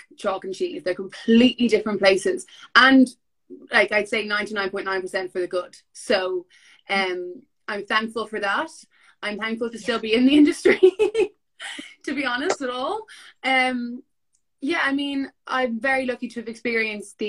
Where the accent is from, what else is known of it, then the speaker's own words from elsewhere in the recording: Dublin, Leinster, Ireland; I am a model by profession. I'm from Dublin.